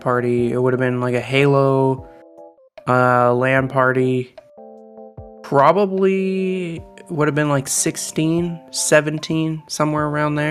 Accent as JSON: {"language": "English", "country": "Canada", "accent": "Canadian", "said": "I am Canadian"}